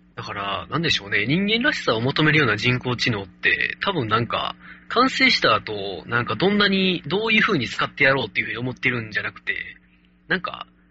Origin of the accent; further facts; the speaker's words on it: Kansai, Japan; accent: Kansai dialect